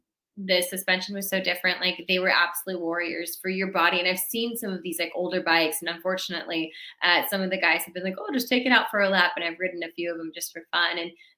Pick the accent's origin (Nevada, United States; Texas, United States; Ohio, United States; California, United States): California, United States; I'm a Chargers fan because I'm from San Diego or LA.